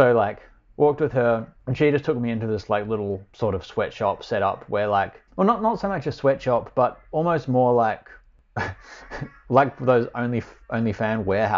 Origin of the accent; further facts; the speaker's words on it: Australia; And I'm like, Australia.